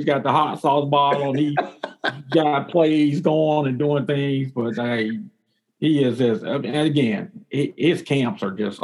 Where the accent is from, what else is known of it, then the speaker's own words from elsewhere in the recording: Tennessee, United States; moved away as an adult; I'm originally from Tennessee